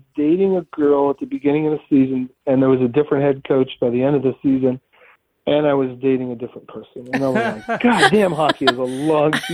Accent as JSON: {"language": "English", "region": "Ohio", "country": "United States", "tie": "born or raised there", "moved": "yes", "lives_now": "Pittsburgh, United States", "said": "I grew up in Ohio"}